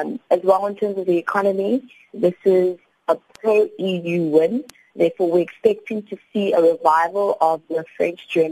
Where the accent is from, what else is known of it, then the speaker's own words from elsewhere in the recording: South Africa; as a South African